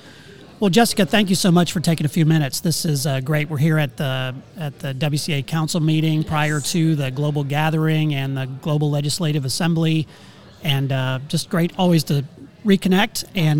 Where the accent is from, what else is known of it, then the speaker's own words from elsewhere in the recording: Slippery Rock, Pennsylvania, United States; moved away; my hometown of Slippery Rock, Pennsylvania.